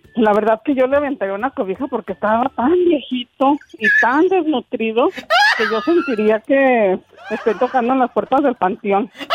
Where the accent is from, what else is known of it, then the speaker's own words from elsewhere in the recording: outskirts of Zacatecas and Jalisco, Mexico; moved away; allá donde nací fue en un pueblo lejano, lejano, allá por las afueras de Zacatecas y Jalisco